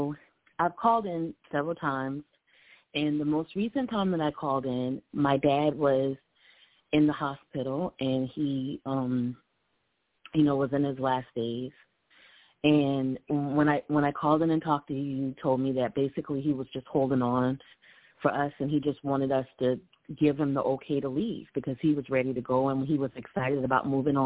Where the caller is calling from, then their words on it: Columbia, South Carolina, United States; I'm calling in from Columbia, South Carolina